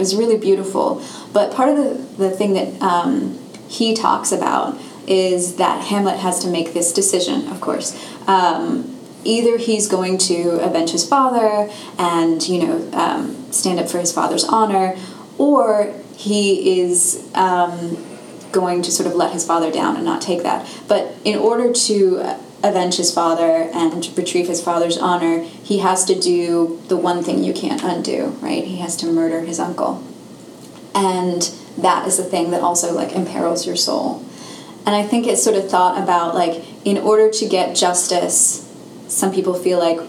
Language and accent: English; London, United Kingdom; moved away; I grew up in London